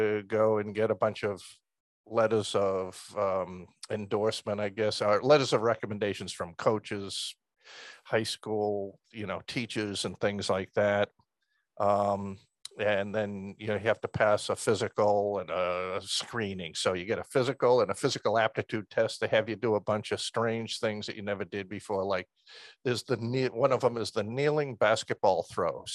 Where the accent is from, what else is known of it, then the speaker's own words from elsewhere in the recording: Stoneham, Massachusetts, United States; moved away as an adult; I grew up outside of Boston, small town in Middlesex County, Stoneham